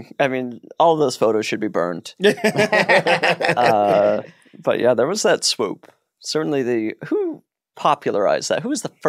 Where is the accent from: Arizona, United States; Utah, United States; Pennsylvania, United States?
Utah, United States; moved away; also born or lived in New York; I'm from Utah, but when I lived in New York